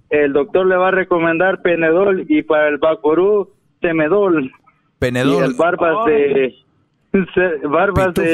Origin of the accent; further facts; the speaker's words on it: Ahuachapán, El Salvador; yo, no soy de Guatemala, yo, yo soy de, El Salvador.